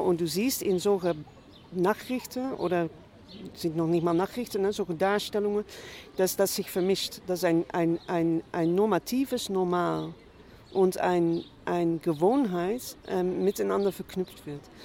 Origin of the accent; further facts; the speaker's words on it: Netherlands; moved away; ich komme aus den Niederlanden